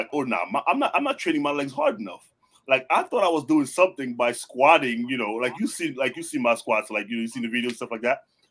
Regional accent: New York, United States; I am a New Yorker

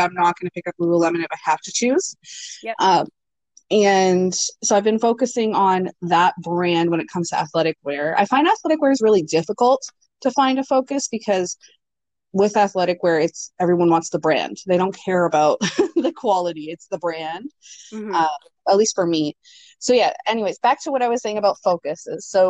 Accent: Ontario, Canada; also born or lived in Greater Toronto Area; now in New Brunswick, Canada; I'm not originally from New Brunswick. I'm from Ontario. I used to live in the GTA.

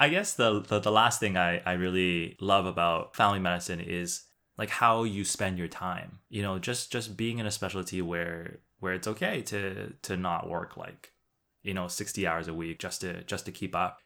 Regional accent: Canada; being Chinese Canadian and the ability to hopefully build a practice in which I can use part of my Mandarin

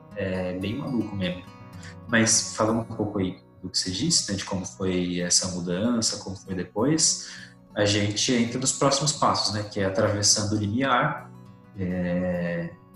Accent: Rio Claro, São Paulo, Brazil; Eu sou nascido em São Paulo, sou paulista, só que eu cresci em Rio Claro, na cidade de Rio Claro, que é interior de São Paulo

